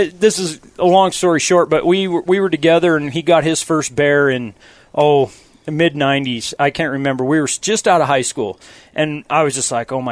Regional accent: Butte, Montana, United States; I grew up hunting in Southwest Montana. Grew up in Butte.

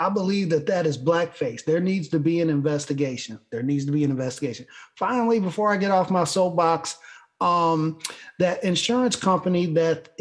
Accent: Buffalo, New York, United States; my hometown Buffalo

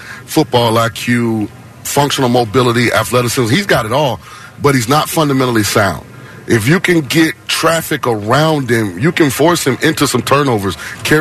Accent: St. Petersburg, Florida, United States; I'm from St. Petersburg, so I'm home.

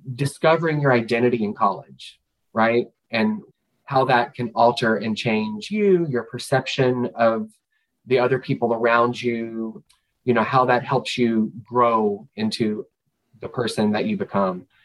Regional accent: Kentucky, United States; moved away; I'm from Kentucky, which is the bluegrass state

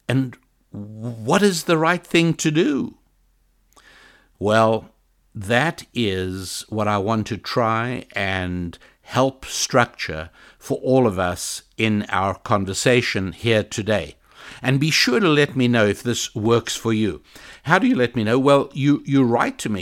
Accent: South Africa; moved away; I was born in South Africa

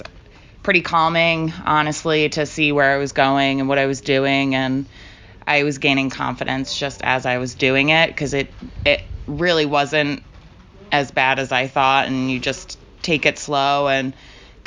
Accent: Northeast, United States; I'm from the Northeast, so I know snow

